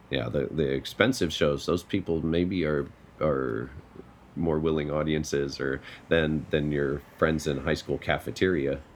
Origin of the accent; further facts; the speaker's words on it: Colorado, United States; I'm from Colorado